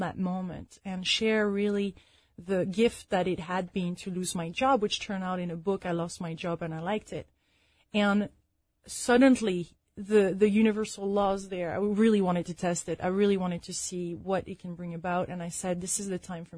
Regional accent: France; moved away; also born or lived in London / Chicago; I'm originally from France

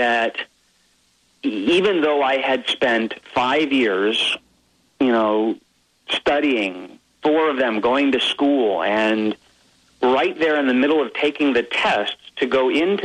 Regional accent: Hawaii, United States; I grew up in Hawaii, so we had Magnum PI, Hawaii 5-0.

